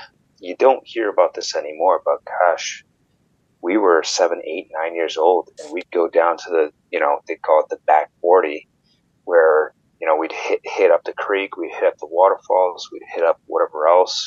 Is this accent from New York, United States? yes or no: yes; Warsaw, New York, United States; moved away as an adult; also born or lived in Albany, New York; grew up in Western New York, did a lot of things outdoors when I was a kid, spent a lot of time at Letcher State Park, lived in, or I grew up around Warsaw.